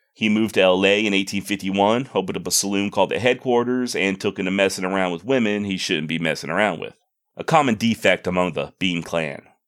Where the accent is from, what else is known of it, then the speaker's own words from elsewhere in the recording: Texas, United States; born and raised in Texas